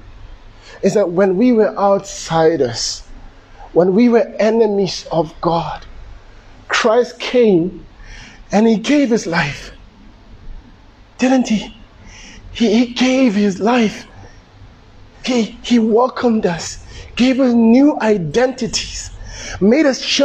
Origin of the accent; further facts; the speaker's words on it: Soshanguve, Gauteng, South Africa; when I was growing up in Soshanguve